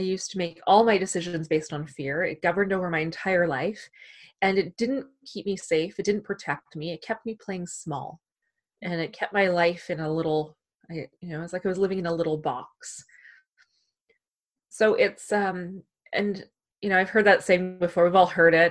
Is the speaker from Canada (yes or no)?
yes; Canada; we're Canadian